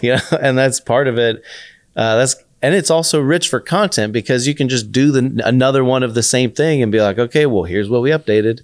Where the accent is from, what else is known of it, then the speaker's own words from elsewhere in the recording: Austin, Texas, United States; moved away as an adult; also born or lived in Florida State / New York City; I grew up in Austin